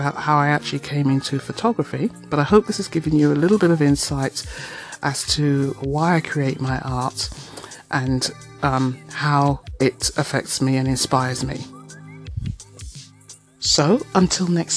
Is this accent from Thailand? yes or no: no; London, United Kingdom; moved away as an adult; now in Toronto, Canada; I am a Londoner